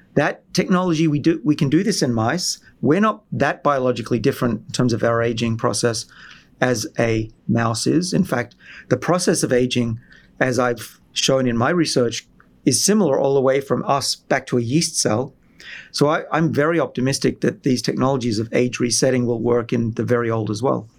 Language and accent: English; Australia; moved away; I'm from Australia originally, where everyone has free healthcare